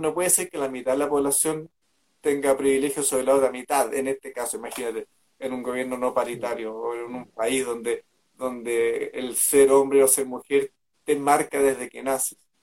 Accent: Chile

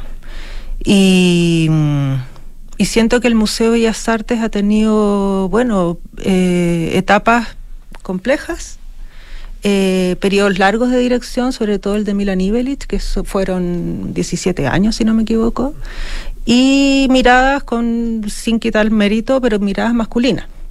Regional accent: Chile; also born or lived in Europe; Me fui fuera de Chile, estudié museografía

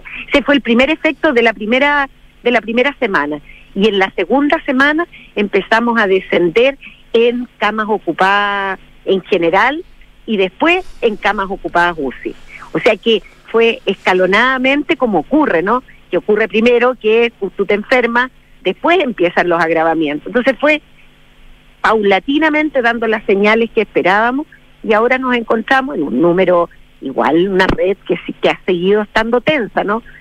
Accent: Rengo, O'Higgins, Chile; yo soy de Rengo

